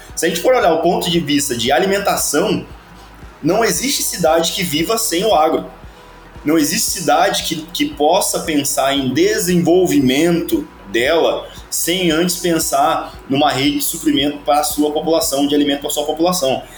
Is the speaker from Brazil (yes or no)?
yes; Avaré, São Paulo, Brazil; eu sou paulista do interior lá de São Paulo, uma cidadezinha que se chama Avaré